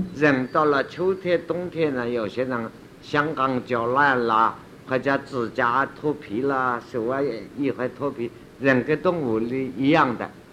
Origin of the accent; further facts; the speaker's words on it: China; 我们中国人说禅宗